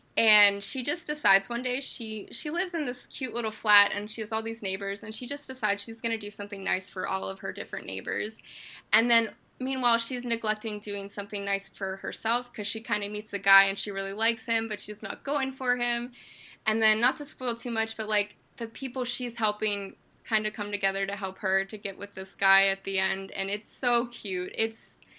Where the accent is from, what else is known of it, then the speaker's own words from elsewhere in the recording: Pittsburgh, Pennsylvania, United States; I am from Pittsburgh, Pennsylvania